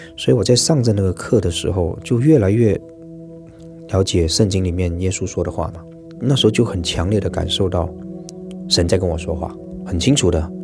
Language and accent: Chinese; Malaysia; 我是马来西亚华人，然后一直都在新马港台从事演艺的工作